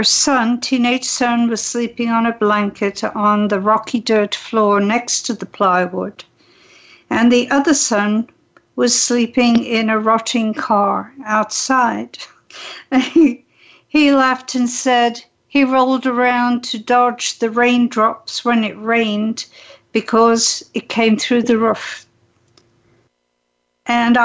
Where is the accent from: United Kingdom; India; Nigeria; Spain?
United Kingdom; England; moved away as an adult; also born or lived in Switzerland / Canada / Hawaii; now in San Diego, United States; I was raised in England